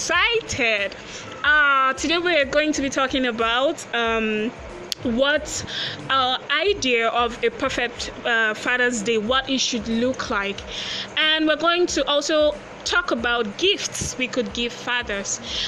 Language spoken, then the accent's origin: English; Nigeria; Yes, we are all Nigerians.